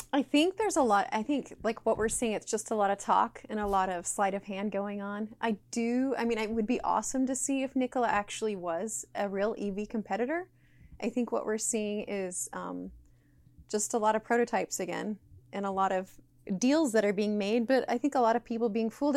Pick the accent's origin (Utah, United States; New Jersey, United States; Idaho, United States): Utah, United States; I was raised in Utah